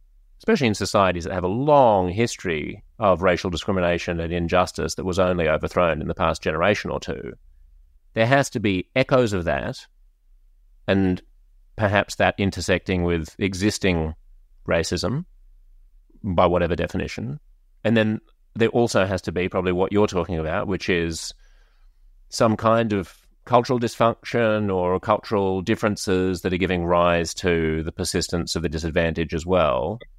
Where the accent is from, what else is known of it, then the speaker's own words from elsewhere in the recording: Australia; as an Australian